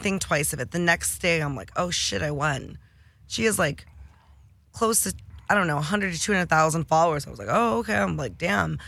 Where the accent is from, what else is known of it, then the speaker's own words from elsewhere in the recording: Detroit, Michigan, United States; I'm from Detroit